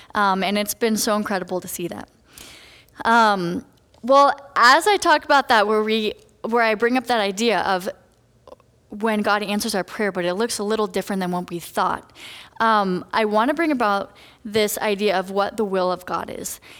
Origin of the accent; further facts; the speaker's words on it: Colorado, United States; moved away as an adult; now in Redlands, United States; I'm from Colorado